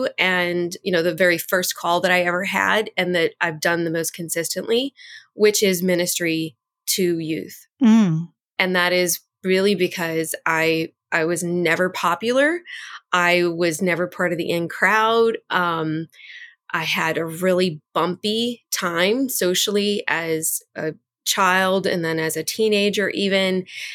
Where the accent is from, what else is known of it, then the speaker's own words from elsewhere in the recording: New Orleans, Louisiana, United States; I was born and raised right outside of the city of New Orleans. So I'm a girl from the Deep South.